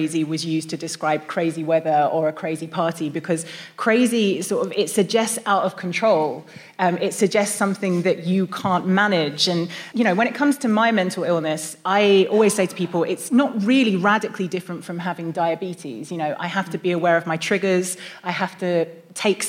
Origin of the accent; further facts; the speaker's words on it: United Kingdom; we're British